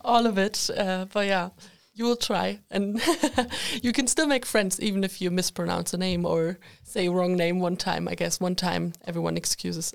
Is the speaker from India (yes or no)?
no; Germany; moved away as an adult; now in Sweden; I'm, uh, from Germany